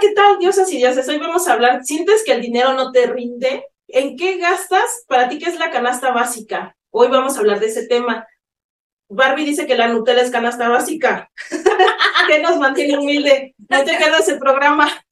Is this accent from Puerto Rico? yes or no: no; Mexico; muchos mexicanos como yo